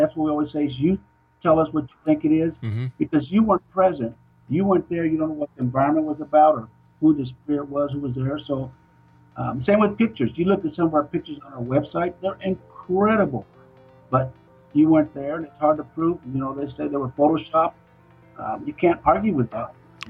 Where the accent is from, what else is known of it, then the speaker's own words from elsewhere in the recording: Puerto Rico, United States; now in Kansas City, United States; First, I guess I need to tell you that I'm Tiano Indian, and that I live here in Kansas City, Missouri, which is quite a ways from my hometown.